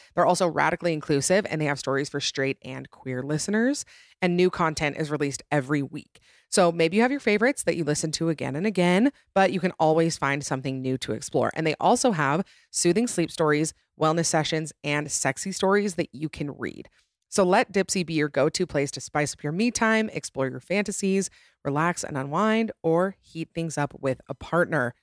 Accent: Utah, United States; my home state of Utah

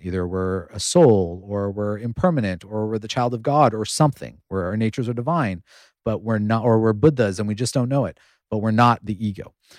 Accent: United States; I grew up in the United States at a time when we didn't have a lot of Indian role models.

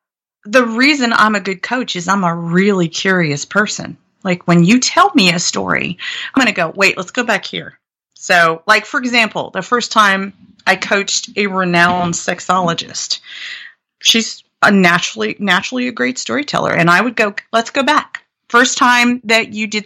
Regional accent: Blue Ridge Mountains of Virginia, United States; also born or lived in Atlanta; now in San Francisco, United States; I grew up in the Blue Ridge Mountains of Virginia

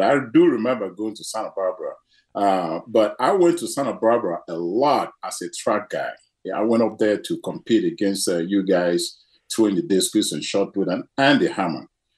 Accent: Nigeria; It was very difficult. But, you know, as a child, you don't know how difficult it was. We were just having a great time. But, I think it was 5 years old when the Civil War broke out.

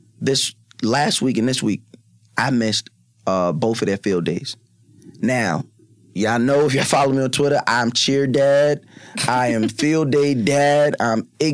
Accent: Long Island, New York, United States; I grew up on Long Island. I grew up on Long Island

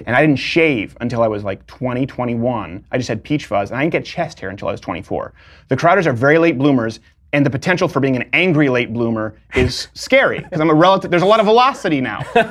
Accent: Montreal, Quebec, Canada; moved away as an adult; also born or lived in Detroit, Michigan, United States; now in United States; I was born in Detroit, which, like, I've always said, you can just annex and give to Canada, really. Um, and then raised in Montreal.

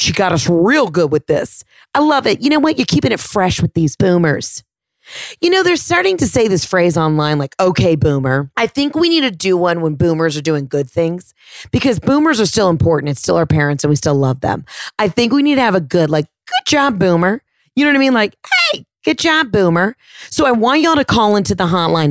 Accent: Texas, United States; I am actually from Texas

